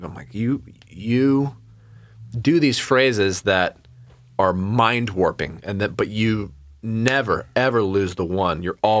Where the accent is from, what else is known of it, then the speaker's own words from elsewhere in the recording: Reading, South East England, United Kingdom; that's part of my whole thing growing up in a small town, growing up in Reading.